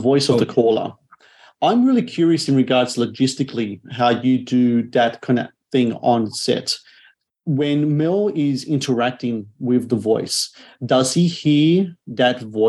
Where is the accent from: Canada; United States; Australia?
Australia; As an Australian myself